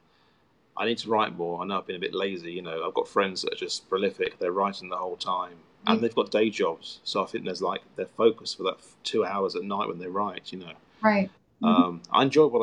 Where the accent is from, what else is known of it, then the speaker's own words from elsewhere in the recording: Worthing, South East England, United Kingdom; moved away; this is Worthing, he'd do it in my hometown